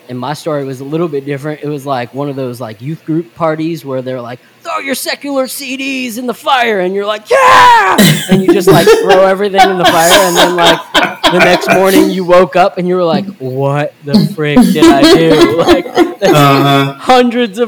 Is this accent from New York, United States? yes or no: yes; New York, United States; me and my brother, we grew up in New York